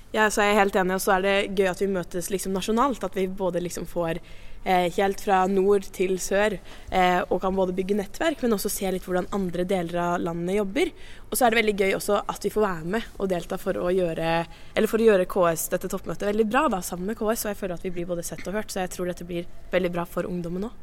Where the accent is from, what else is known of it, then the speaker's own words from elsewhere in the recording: Sandefjord, Vestfold, Norway; fra Sandefjord i nye Vestfold fylke